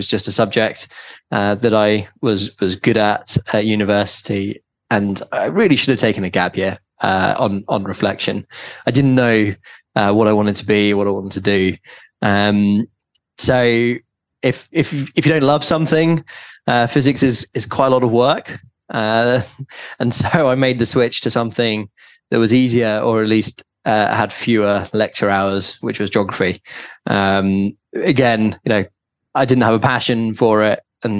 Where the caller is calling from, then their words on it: London, United Kingdom; also born or lived in New York; I'm calling in from London